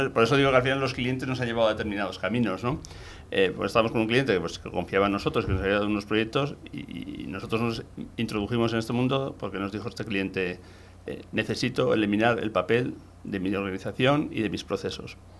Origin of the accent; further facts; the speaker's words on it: Gipuzkoa, Basque Country, Spain; soy de un pequeño pueblo de Guipúzcoa en el interior de Guipúzcoa y bueno, de la zona de, San Sebastián